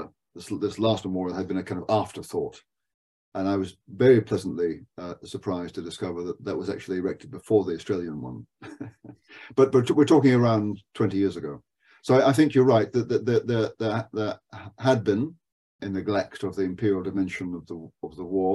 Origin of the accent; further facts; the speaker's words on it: United Kingdom; I'm that kind of Briton